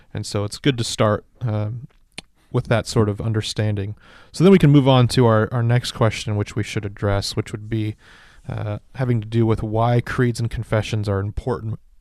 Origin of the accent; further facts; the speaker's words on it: Kingsburg, California, United States; now in Ripon, United States; Kingsburg, my hometown, about two hours south of here